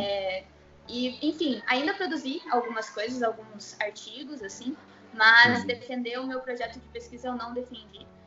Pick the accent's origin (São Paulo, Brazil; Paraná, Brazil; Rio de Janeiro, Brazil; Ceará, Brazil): Paraná, Brazil; Curitiba; eu sou de Curitiba